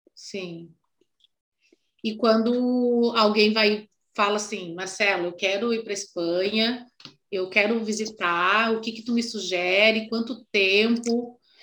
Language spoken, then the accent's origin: Portuguese; Brazil; also born or lived in United States; eu saí com 16 anos do Brasil Fiquei um ano fora e voltei com 17